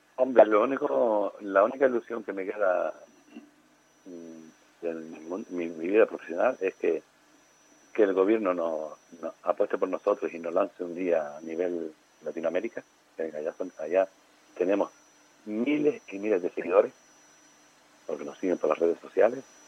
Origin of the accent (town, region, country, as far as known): Canary Islands, Spain